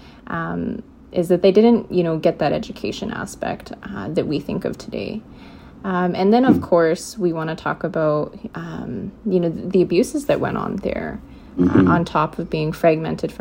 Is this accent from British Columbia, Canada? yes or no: yes; Vancouver, British Columbia, Canada; I was born in Vancouver. I was born to two Indigenous young people who had actually come from the prairies